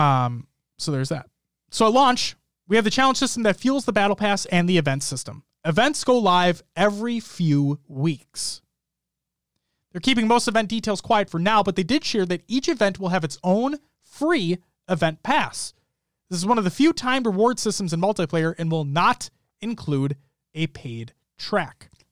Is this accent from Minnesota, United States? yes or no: yes; Minnesota, United States; accent: Minnesotan; My Minnesotan accent's coming out now hard.